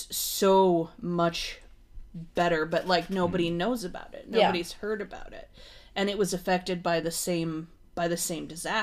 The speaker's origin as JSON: {"language": "English", "country": "United States", "also_born_or_lived": "Edwardsburg, Michigan"}